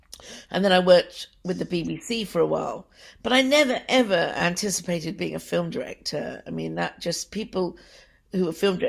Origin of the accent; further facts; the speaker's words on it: London, United Kingdom; that for someone like me growing up in Britain, I mean, we had a lot of racism in London.